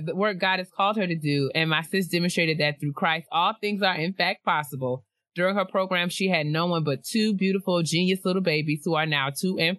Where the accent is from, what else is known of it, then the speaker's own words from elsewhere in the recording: Hamden, Connecticut, United States; from Hamden, Connecticut. Connecticut.